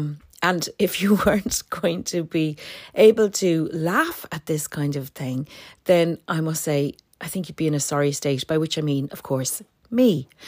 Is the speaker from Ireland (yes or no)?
yes; Dublin, Leinster, Ireland; my brother, when we were teenagers growing up in Dublin, when we both left home and moved into Dublin City